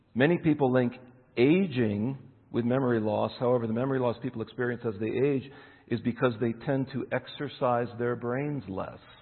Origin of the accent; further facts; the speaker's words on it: Eastern Pennsylvania, United States; moved away; I'm born in Eastern Pennsylvania, so I still follow Penn State